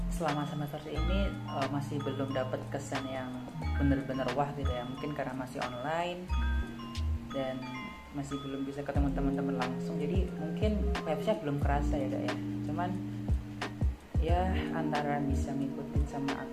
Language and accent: Indonesian; Pati, Central Java, Indonesia; Aku dari Pati Jawa Tengah.